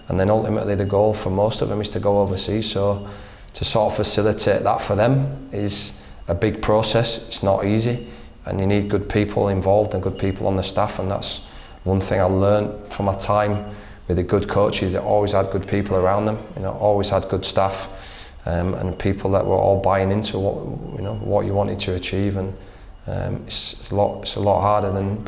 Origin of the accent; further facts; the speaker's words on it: England, United Kingdom; I come from England where winning the league is the most important thing